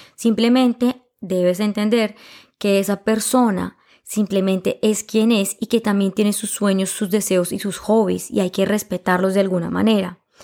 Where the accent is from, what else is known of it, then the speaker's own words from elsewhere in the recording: Colombia; yo sea colombiano